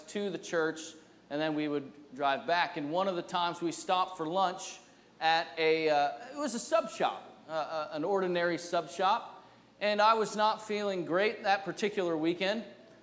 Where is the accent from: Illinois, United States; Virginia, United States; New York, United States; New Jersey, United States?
New Jersey, United States; now in New England, United States; I'm from New Jersey